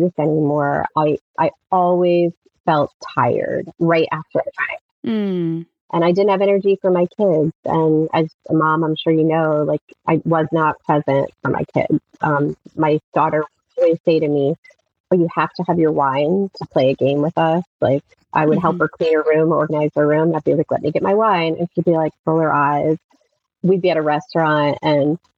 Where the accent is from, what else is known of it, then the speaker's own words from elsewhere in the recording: rural Pennsylvania, United States; moved away as an adult; we actually moved back to my hometown in rural Pennsylvania 5 years ago